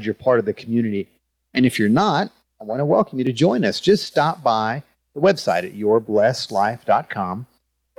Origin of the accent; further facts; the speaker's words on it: Texas, United States; I'm from Texas